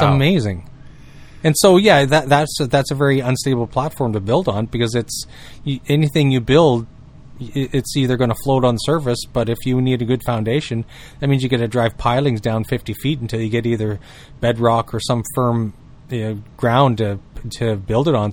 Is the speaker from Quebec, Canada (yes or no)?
no; New Brunswick, Canada; I grew up in New Brunswick, and one thing I noticed from growing up in New Brunswick